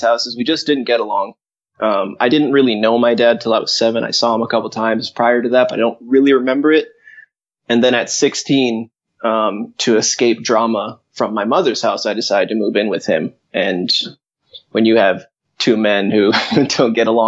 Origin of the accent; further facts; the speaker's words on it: Glendale, Arizona, United States; also born or lived in Springfield, Massachusetts; now in Hawaii, United States; I'm from Glendale in Arizona